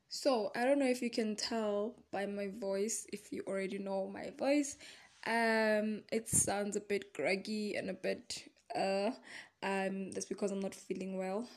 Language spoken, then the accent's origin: English; Secunda, Mpumalanga, South Africa; born or raised there